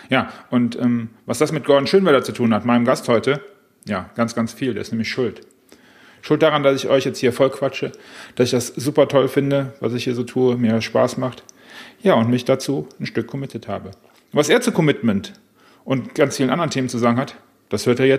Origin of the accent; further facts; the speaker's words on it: Rhineland, Germany; wir kommen aus dem Rheinland, von daher glaube ich, dass es äh, ja auch, auch funktioniert